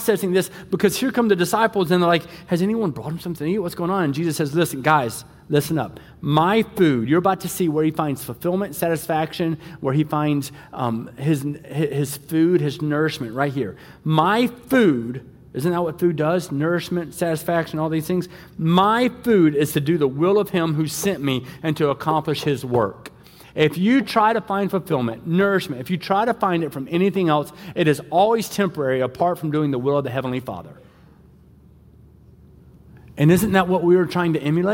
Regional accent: the South, United States; moved away; also born or lived in West Michigan; I'm from the South

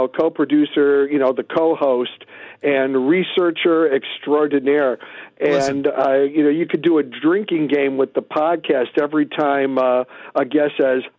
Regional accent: Chicago, Illinois, United States; born or raised there

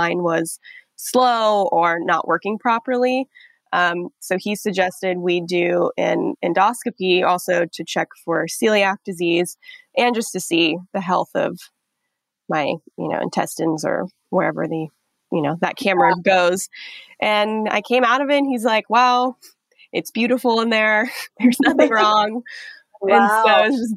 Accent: Nevada, United States; moved away as an adult; now in New York, United States; I'm from Nevada. I'm from the desert. So I had moved to New York in 2015

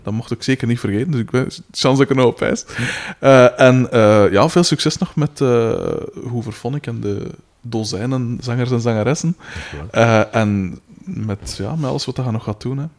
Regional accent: Aalst, Flanders, Belgium; ik kom van Katten van Aalsten

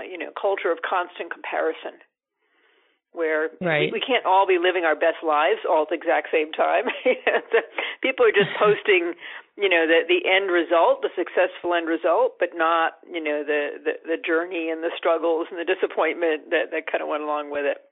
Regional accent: Massachusetts, United States; my hometown here in Massachusetts

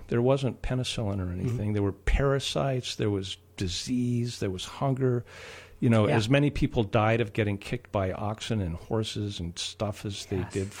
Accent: Iowa, United States; moved away; I was born in Iowa, but my grandparents immigrated from Europe.

